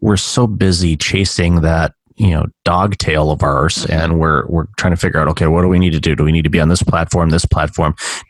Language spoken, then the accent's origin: English; Detroit, Michigan, United States; now in Toronto, Canada; I'm calling you from Toronto. I'm originally from Detroit